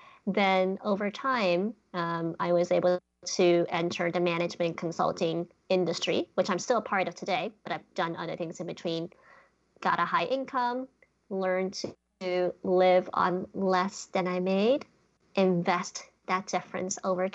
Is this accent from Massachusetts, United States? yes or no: yes; Boston, Massachusetts, United States; also born or lived in China / Switzerland / Netherlands; I was born in China, and I actually grew up in my childhood in various countries, including Switzerland, the Netherlands, before landing in Boston, Massachusetts, when I was 10 years old, and basically grew up in Boston for the rest of my life.